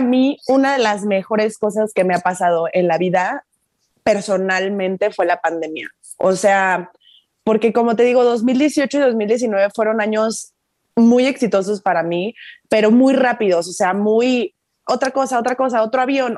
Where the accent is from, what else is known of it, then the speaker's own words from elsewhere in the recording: Chiapas, Mexico; moved away as an adult; also born or lived in Monterrey; yo me fui de Chiapas cuando tenía 17 porque me fui a estudiar la universidad, me fui a Monterrey